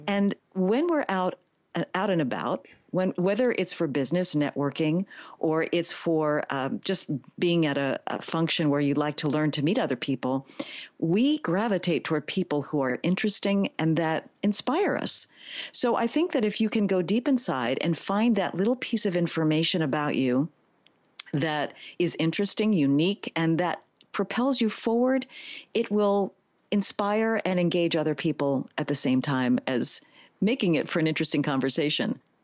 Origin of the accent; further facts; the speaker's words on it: New York City, New York, United States; I am a native New Yorker, born, raised, educated in the Bronx